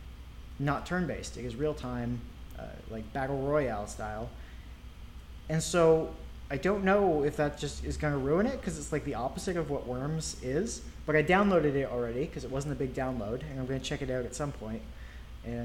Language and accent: English; Ontario, Canada; moved away; I grew up in Ontario